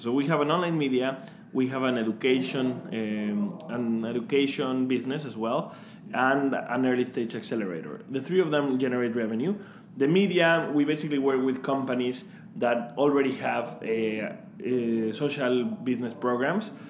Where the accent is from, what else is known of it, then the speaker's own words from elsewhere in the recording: Mexico; moved away as an adult; I am actually from Mexico, um, so you can you can probably hear my my J's be very strong, like Juan